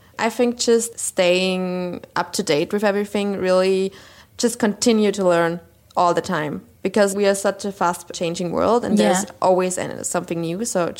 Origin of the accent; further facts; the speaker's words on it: Austria; I'm from Austria.